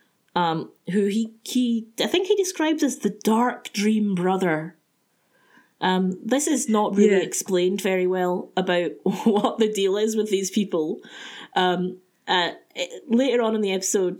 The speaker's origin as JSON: {"language": "English", "town": "Glasgow", "region": "Scotland", "country": "United Kingdom", "said": "I'm from Glasgow"}